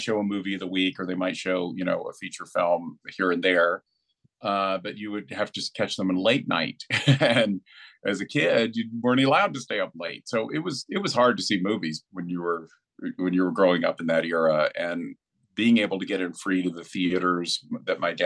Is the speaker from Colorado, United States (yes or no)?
no; Asheville, North Carolina, United States; I grew up in Asheville, North Carolina.